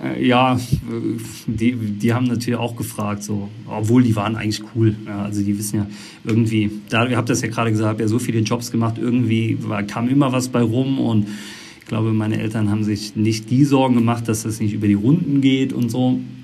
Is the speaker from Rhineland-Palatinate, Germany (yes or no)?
yes; Eisenschmitt, Rhineland-Palatinate, Germany; moved away; ich komme äh, aus der Eifel, Eisenschmidt der Ort